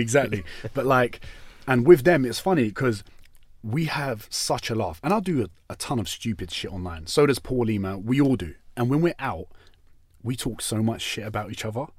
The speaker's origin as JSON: {"language": "English", "region": "London", "country": "United Kingdom", "tie": "born or raised there", "said": "we're from East London, where I went to school"}